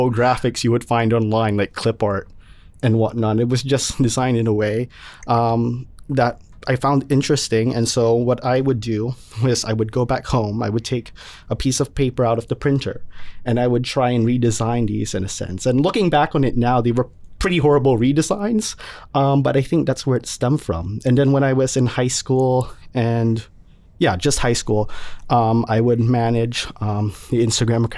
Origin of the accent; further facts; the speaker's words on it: Wallingford, Connecticut, United States; I'm from Wallingford.